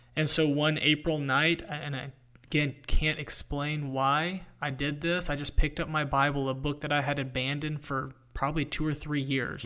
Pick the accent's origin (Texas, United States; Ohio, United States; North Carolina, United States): North Carolina, United States; I grew up in North Carolina